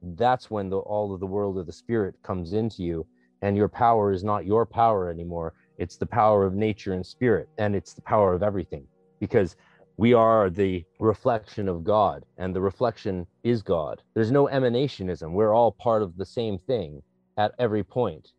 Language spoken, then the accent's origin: English; North Vancouver, British Columbia, Canada; I'm from North Vancouver